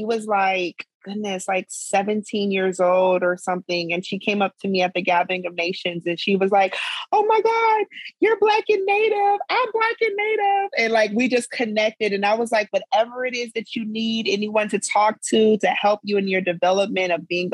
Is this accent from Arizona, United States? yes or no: yes; Arizona, United States; also born or lived in South Dakota; now in Atlanta, United States; growing up in Arizona